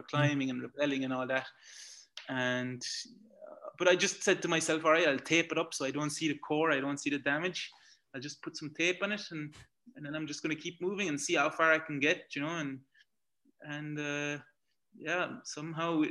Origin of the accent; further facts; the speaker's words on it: Belgium; accent: Irish; I was born and raised in Belgium, but I don't have the Belgian nationality. My nationality is Irish.